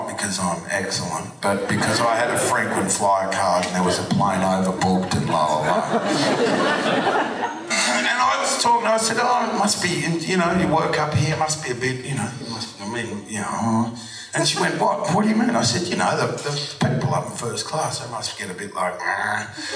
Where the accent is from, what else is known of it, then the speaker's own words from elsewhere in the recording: Australia; growing up in Australia and being an Australian actor